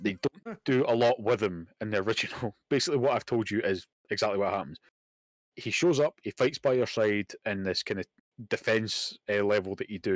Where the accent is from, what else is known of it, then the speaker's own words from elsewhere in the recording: Scotland, United Kingdom; I'm Scottish